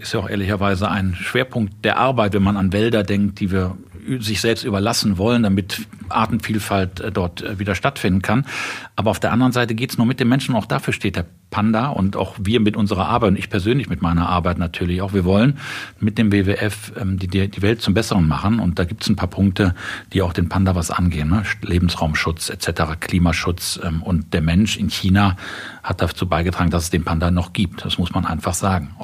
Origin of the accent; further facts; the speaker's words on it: Cologne, North Rhine-Westphalia, Germany; Ich bin Kölner, ich habe beim ersten FC Köln Fußball angefangen zu spielen